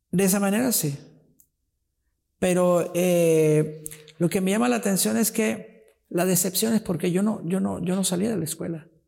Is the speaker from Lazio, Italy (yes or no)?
yes; Rocca di Papa, Lazio, Italy; born there; Yo nací en Roma, yo nací cerca de Roma, Roca di Papa.